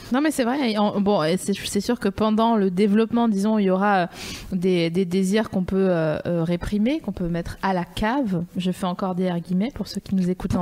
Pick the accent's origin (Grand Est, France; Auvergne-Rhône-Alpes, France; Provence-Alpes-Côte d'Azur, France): Grand Est, France; Vosges; je viens des Vosges